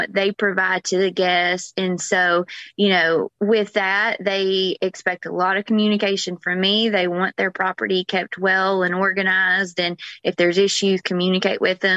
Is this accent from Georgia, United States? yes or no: yes; Georgia, United States; moved away as an adult; now in Florida, United States; I'm originally from Georgia, I moved to Florida 11, 12 years ago